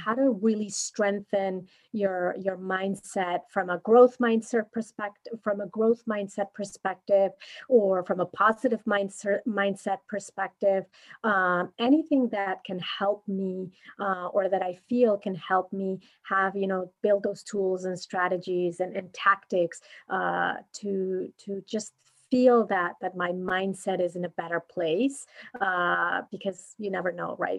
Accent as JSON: {"language": "English", "country": "Mexico", "moved": "as an adult", "lives_now": "United States", "said": "I'm originally from Mexico, uh, and I currently live here in the U.S. for the last nine years"}